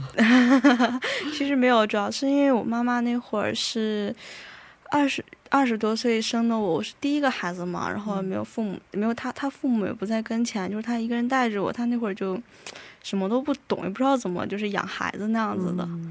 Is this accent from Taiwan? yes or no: no; Shanxi, China; 我是来自中国山西省的